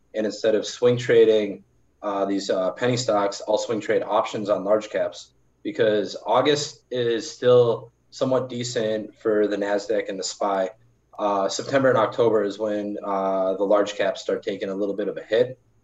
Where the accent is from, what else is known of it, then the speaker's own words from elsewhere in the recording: Milwaukee, Wisconsin, United States; I'm from Milwaukee